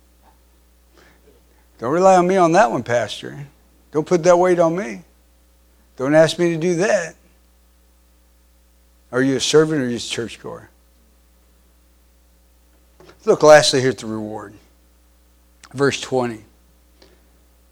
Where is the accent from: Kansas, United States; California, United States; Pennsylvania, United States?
Kansas, United States; I grew up in Kansas